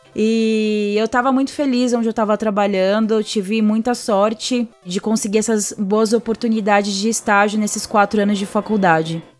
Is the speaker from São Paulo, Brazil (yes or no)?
yes; Santo André, São Paulo, Brazil; moved away as an adult; also born or lived in São Bernardo do Campo; now in São Paulo, Brazil; Eu nasci em São Bernardo do Campo, do A B C Paulista, e cresci a vida inteira em Santo André, que é ali do ladinho de São Bernardo